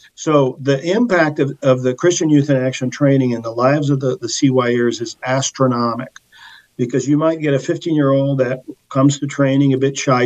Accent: Portugal; moved away; I was born in Portugal

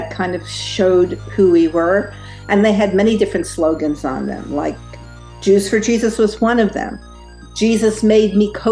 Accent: Brooklyn, New York, United States; now in -; Well, Bill, it's it's hard to tell from my accent, which is almost all gone. but I grew up in Brooklyn, New York, um, at, in a traditional Jewish home.

